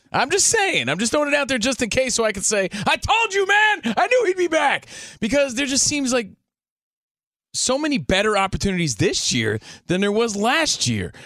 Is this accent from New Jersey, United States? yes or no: yes; New Jersey, United States; I'm from Jersey